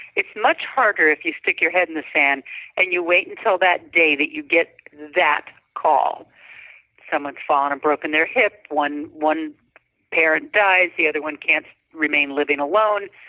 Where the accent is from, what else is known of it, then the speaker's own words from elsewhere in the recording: North Dakota, United States; now in California, United States; from north dakota out to california